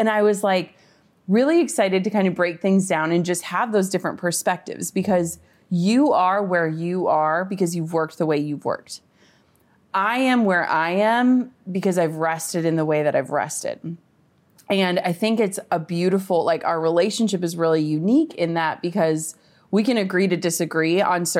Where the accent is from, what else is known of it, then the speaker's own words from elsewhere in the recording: Minnesota, United States; I'm from Minnesota, like small town. So like traffic for us is like when the stoplight is red.